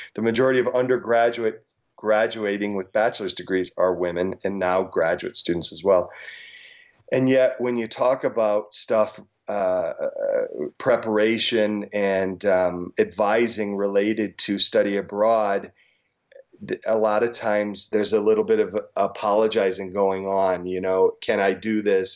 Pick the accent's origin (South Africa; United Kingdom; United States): United States; rural Illinois; also born or lived in South Dakota; I grew up in a farm town in, uh, rural Illinois.